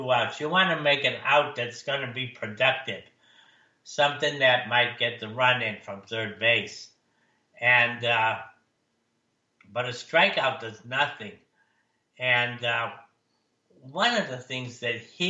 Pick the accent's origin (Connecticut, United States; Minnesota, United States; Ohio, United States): Connecticut, United States; we grew up in Connecticut